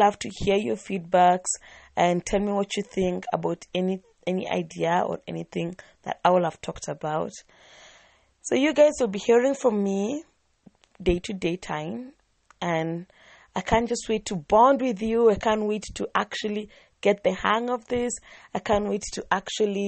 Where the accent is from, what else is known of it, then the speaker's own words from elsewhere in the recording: Nairobi, Kenya; I'm from Nairobi, Kenya